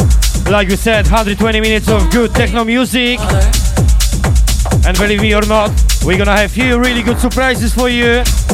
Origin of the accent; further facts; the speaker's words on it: Poland; moved away; my home country, Poland